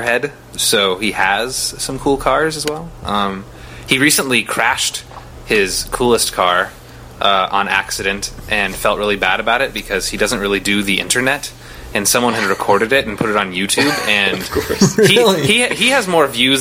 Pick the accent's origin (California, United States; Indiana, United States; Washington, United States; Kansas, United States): Washington, United States; Port Angeles; born or raised there; moved away as an adult; also born or lived in Las Vegas, Nevada; now in Los Angeles, United States